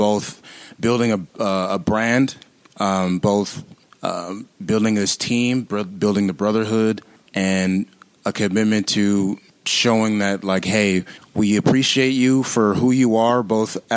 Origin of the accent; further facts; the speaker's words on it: San Diego, California, United States; also born or lived in Louisiana; now in St. Paul, United States; I'm from San Diego, actually, California